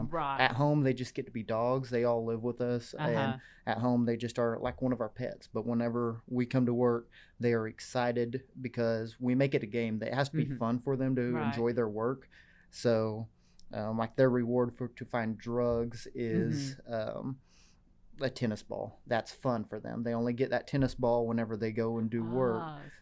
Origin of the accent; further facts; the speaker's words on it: Vinita, Oklahoma, United States; Yeah, I'm from Northeast Oklahoma, from Vinita.